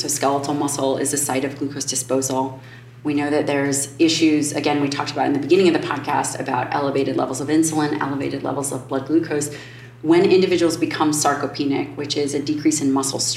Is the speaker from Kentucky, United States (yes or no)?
no; Chicago, Illinois, United States; I'm from Chicago